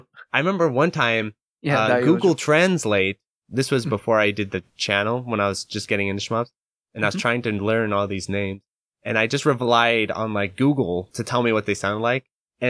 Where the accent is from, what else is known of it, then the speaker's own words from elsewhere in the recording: United States; I'm very American mm-hmm. in that way.